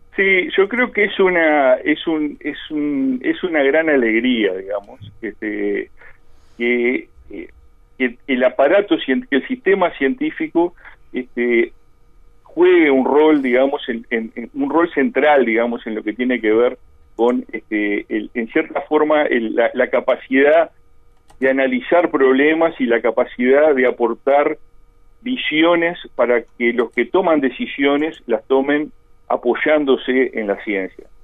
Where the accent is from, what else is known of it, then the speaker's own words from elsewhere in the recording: Colonia del Sacramento, Colonia, Uruguay; moved away; yo soy allá de Colonia